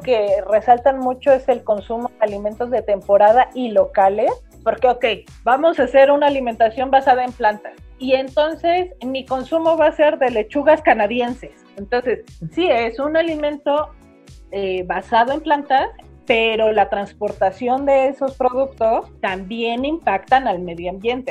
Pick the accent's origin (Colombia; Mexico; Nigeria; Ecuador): Mexico; pensamos que como mexicanos somos gente de maíz